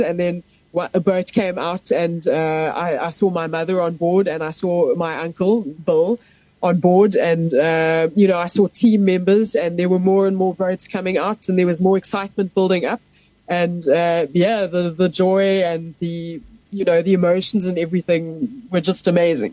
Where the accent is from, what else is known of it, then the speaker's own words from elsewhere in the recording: Pretoria, Gauteng, South Africa; moved away as an adult; I grew up in Pretoria